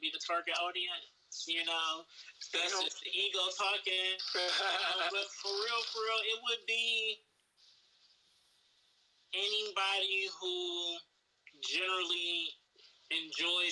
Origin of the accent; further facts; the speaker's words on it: Cleveland, Ohio, United States; I'm from the land